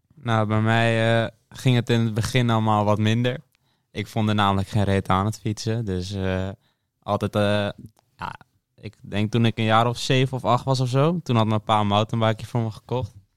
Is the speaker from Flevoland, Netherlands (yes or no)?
no; Alkmaar, North Holland, Netherlands; Ik kom uit Alkmaar en ik ben 16